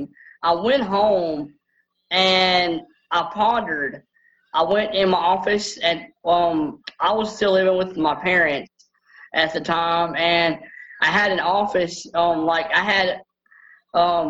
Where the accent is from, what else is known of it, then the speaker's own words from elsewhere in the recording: Bossier City, Louisiana, United States; I was born in Bossier General and Bossier, Louisiana, which is an hour and a half from where I live now